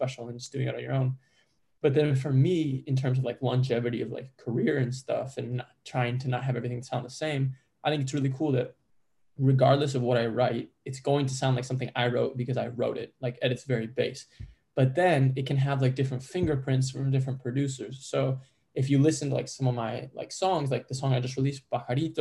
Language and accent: English; Chicago, Illinois, United States; I'm born and raised in Chicago